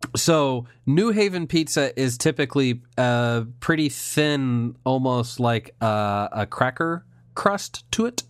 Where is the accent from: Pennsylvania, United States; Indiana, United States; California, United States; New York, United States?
Indiana, United States